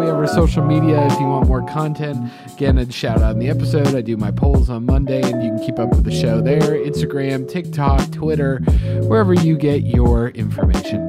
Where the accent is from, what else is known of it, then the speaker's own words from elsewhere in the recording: Atlanta, Georgia, United States; growing up in Atlanta